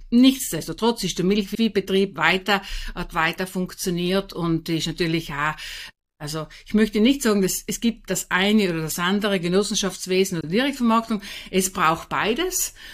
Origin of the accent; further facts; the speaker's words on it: St. Lorenzen, Trentino-Alto Adige, Italy; Bin auf einem ganz kleinen Bergbauernhof aufgewachsen in St. Lorenzen, Lothen. Bin die vierte von 14 Kindern.